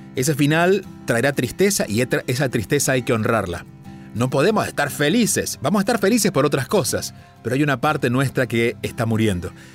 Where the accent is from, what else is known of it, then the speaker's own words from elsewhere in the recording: Argentina; now in India; soy argentino de nacimiento